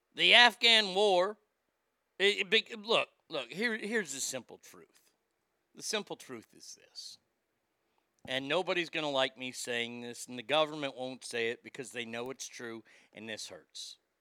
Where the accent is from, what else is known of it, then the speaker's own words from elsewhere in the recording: Garland, Texas, United States; my hometown of Garland